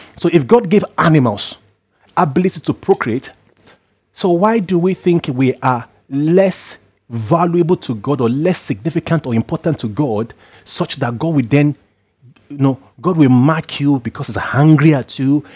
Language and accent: English; Nigeria; where I come from as a Nigerian